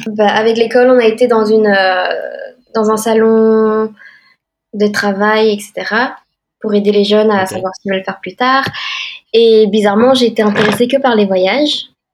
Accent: Belgium; moved away as an adult; now in Boston, United States; Je suis née en Belgique

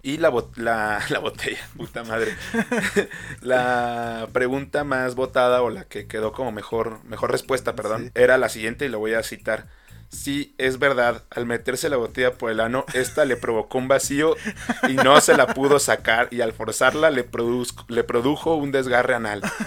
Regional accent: Mexico; Uno como mexicano

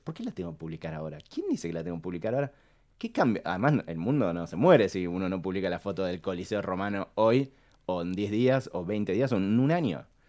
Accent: Argentina; vivimos en un país que tiene crisis constantes

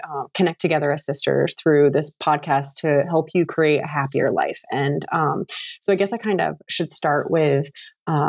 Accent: New England, United States; moved away as an adult; also born or lived in Vermont / Florida; now in Virginia, United States; I grew up in New England

